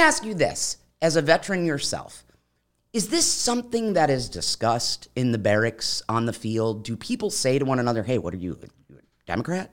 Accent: Midwest, United States; now in Florida, United States; I'm originally from the Midwest, which is where I had the most exposure to guns growing up, um, in, in rural areas especially

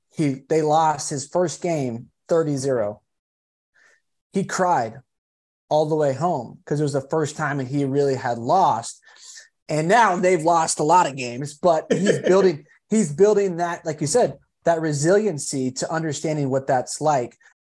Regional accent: California, United States; I'm actually from California

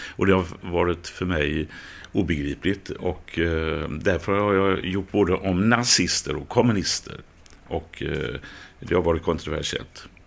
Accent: Gothenburg, Västra Götaland, Sweden; jag är uppvuxen i Biskopsgården

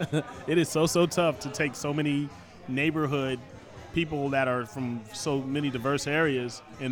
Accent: Philadelphia, Pennsylvania, United States; born there; A ribeye sandwich is a combination of where I was born versus where I was raised. I was born in Philadelphia, Pennsylvania.

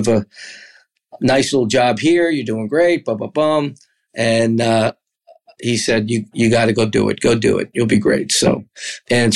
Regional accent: Rockland County, outside New York City, United States; also born or lived in Bronx, New York City; I grew up outside New York City in Rockland County. Originally born in the Bronx, then we moved up there.

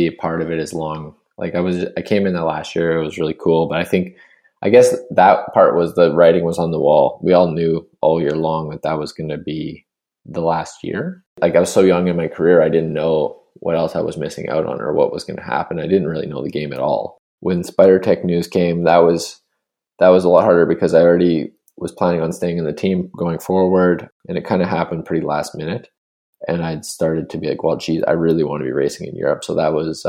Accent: Spruce Grove, Alberta, Canada; growing up in the West, I never really was exposed to much French at all. Spruce Grove, I didn't like learn French at all

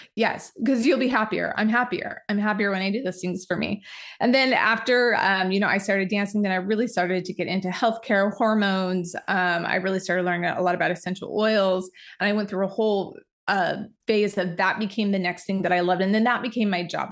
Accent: Utah, United States; we both grew up in small towns in Utah

